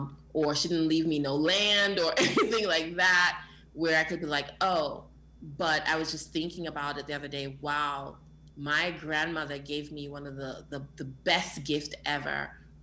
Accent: New York, United States; also born or lived in Jamaica; I was born in Jamaica and I came here when I was 10 years old. I was raised in the Bronx, the Boogie Down Bronx in New York.

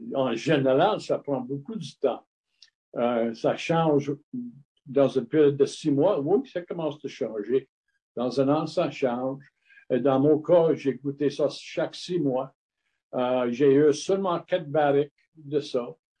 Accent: Montreal, Quebec, Canada; French is a second language; now in Sutton, Canada; j'étais né à, la Chine, la ville de la Chine à Montréal, mais mon père était, était né à, à Paisley, proche de Glasgow en Écosse

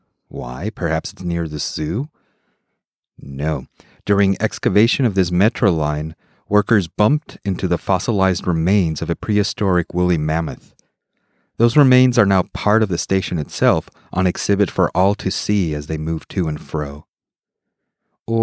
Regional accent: Mexico City, Mexico; moved away as an adult; I grew up in Mexico City, spending my childhood and teenage years there

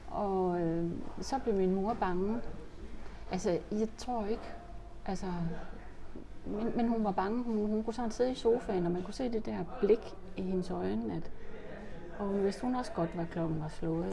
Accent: Horsens, Central Denmark Region, Denmark; jeg er født på Sønderbogade nummer 50 i Horsens.

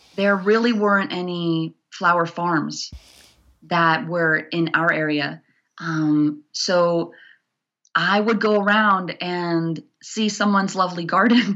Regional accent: New York City, New York, United States; moved away as an adult; also born or lived in Los Angeles; now in Bozeman, United States; I grew up in New York City.

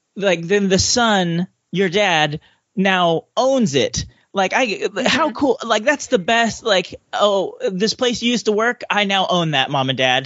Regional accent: California, United States; I'm from California

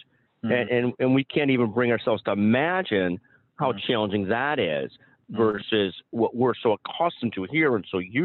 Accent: United States; as an American, and the old stereotype, being an ugly American, which of course I am

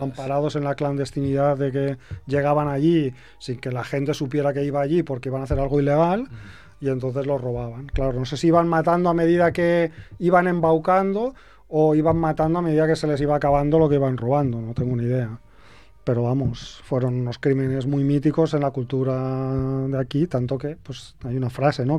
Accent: Castejón del Puente, Aragon, Spain; Mi pueblo está en el límite de dos comarcas, que es la del Somontano y, la del Cinca Medio.

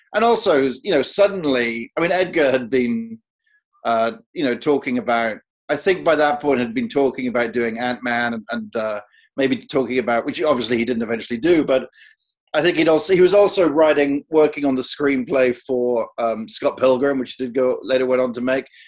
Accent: United Kingdom; I, as a Brit

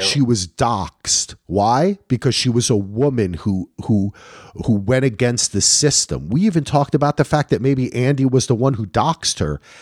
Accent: Ireland; I'm Irish

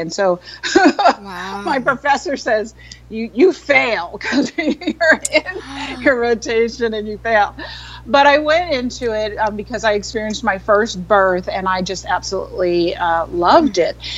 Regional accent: New York City, New York, United States; I grew up in New York City, in Manhattan

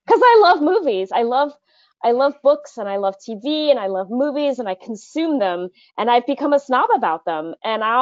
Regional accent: Midwest, United States; moved away; I grew up in the Midwest, and when I go home for Christmas

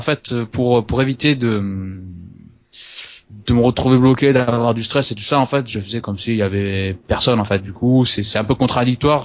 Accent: Toulouse, Occitania, France; je viens de Toulouse

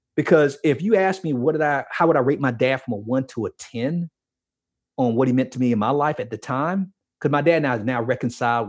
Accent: Miami, Florida, United States; growing up in Miami

